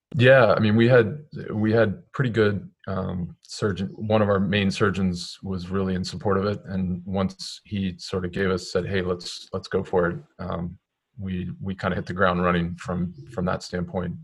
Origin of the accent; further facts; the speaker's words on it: Maryland, United States; moved away as an adult; now in Connecticut, United States; I'm originally from Maryland, so um, that's where I grew up.